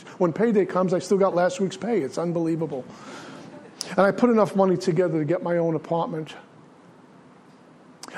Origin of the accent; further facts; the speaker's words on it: New York City, New York, United States; also born or lived in Minnesota; In Brooklyn, we had trains and buses